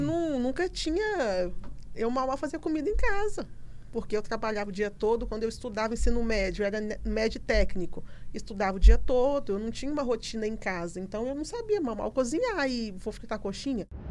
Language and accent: Portuguese; Colatina, Espírito Santo, Brazil; moved away as an adult; now in Linhares, Brazil; moramos em Linhares atualmente, mas somos de Colatina